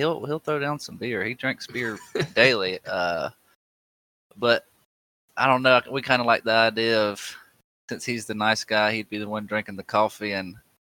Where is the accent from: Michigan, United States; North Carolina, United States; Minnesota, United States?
North Carolina, United States; south of Raleigh; accent: twang; I am a little south of Raleigh in North Carolina. I get picked on all the time in iRacing just for having that twang, but it's not going anywhere.